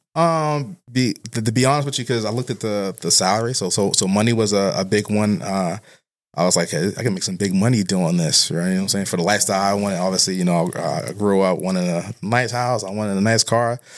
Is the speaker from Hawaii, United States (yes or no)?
no; Boston, Massachusetts, United States; I'm from Boston, but I'm particularly, uh, from a neighborhood called Roxbury